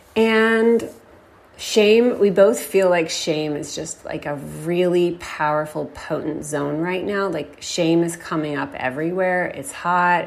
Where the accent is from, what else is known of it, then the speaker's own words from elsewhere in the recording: Texas, United States; it was not like a word in Texas I grew up hearing.